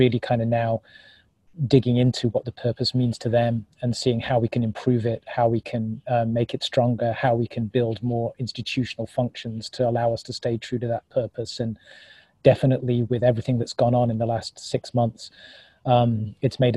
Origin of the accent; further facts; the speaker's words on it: United Kingdom; now in Oakland, United States; being British by birth